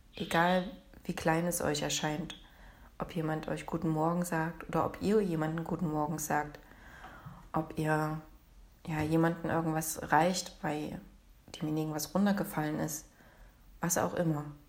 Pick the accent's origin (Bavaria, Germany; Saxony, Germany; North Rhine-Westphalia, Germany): Saxony, Germany; Leipzig; Ich bin aus Leipzig.